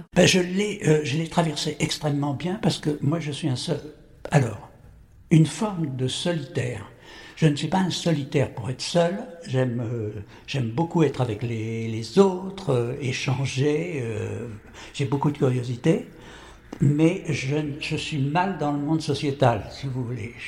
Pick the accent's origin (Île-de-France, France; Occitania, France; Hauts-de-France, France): Île-de-France, France; Courbevoie; also born or lived in Paris; je suis né à Paris, je vis à Paris et je meurs à Paris. Je ne bouge pas